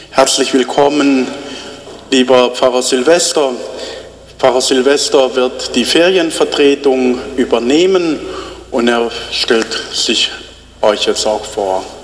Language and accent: German; Malawi; German is a second language; now in Rome, Italy; Äh, ich komme aus Malawi. Malawi ist ein kleines Land im Süden Afrikas, aber jetzt studiere ich in Rom seit 2018